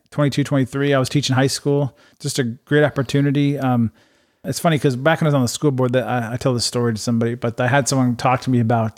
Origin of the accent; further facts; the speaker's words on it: Urbandale, Iowa, United States; moved away as an adult; also born or lived in Japan / Las Vegas; I grew up in Urbandale. Um, went to Urbandale High School, graduated